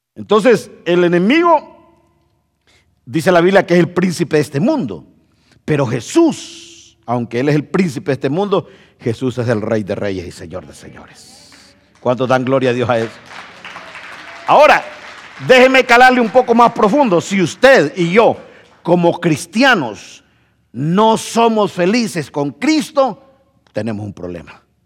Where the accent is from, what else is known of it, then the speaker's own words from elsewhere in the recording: Honduras; moved away; yo no soy hondureño